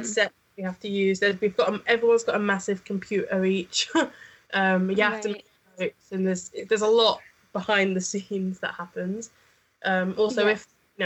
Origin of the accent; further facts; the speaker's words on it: Essex, East of England, United Kingdom; moved away as an adult; now in Leicester, United Kingdom; I'm from Essex